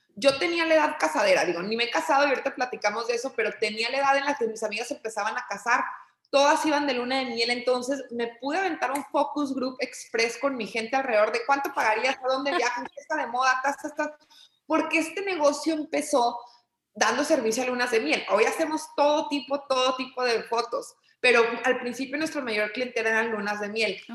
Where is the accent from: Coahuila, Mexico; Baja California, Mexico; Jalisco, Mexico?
Coahuila, Mexico; Torreón; moved away as an adult; also born or lived in Monterrey; yo soy originaria de Torreón, Coahuila, eh, digamos que allí estudié primaria, secundaria, eh, preparatoria